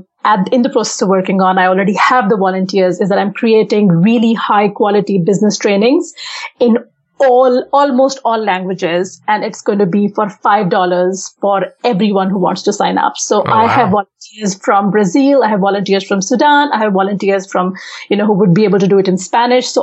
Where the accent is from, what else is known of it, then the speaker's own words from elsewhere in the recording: Pakistan; first language Urdu; English is a second language; now in Saudi Arabia; even though I live in Saudi Arabia, I'm originally from Pakistan.